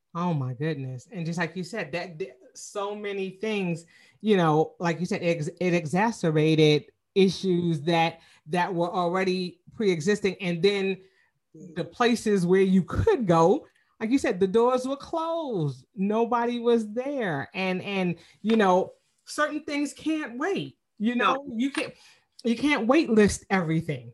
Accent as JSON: {"language": "English", "town": "New York City", "region": "New York", "country": "United States", "moved": "as an adult", "lives_now": "Atlanta, United States", "said": "I'm originally from Queens, New York, and so you know I've been in Atlanta for 25 years"}